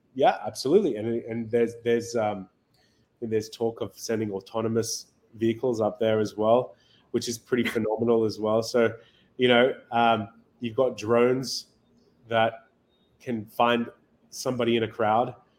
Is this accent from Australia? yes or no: yes; Australia; moved away as an adult; now in Miami, United States; I grew up in Australia. Um, spent most of my life there